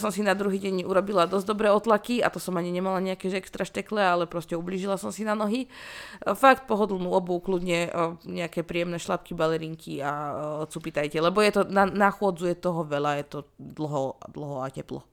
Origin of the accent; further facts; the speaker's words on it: Rajecká Lesná, Žilina Region, Slovakia; pochádzam z Rajeckej lesnej a že Rajecké teplice sú pár kilometrov odtiaľ